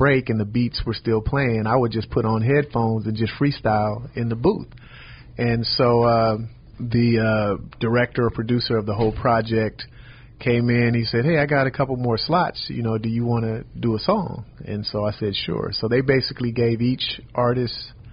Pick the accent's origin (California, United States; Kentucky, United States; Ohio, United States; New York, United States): California, United States; Oakland; I grew up in Oakland